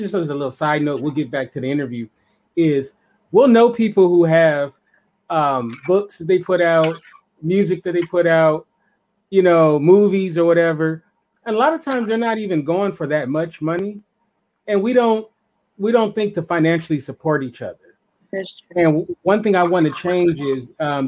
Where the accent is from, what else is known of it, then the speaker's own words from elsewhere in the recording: Los Angeles, California, United States; I'm from Los Angeles, but I have a lot of Chicago family